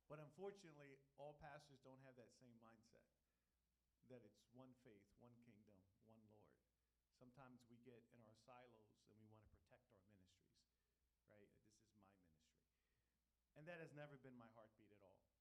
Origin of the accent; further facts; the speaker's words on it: Philadelphia, Pennsylvania, United States; moved away as an adult; now in Allentown, United States; we're originally from Philadelphia, so we understand the urban context